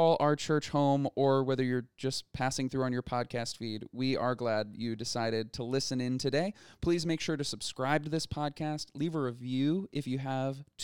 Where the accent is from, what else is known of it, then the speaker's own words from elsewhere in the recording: Midwest, United States; I'm a white kid from the Midwest